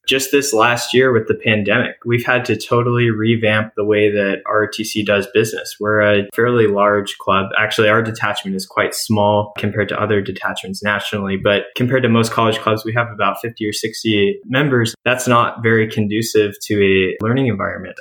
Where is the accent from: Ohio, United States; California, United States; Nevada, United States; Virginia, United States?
California, United States; San Diego; I was born and raised in the East County of San Diego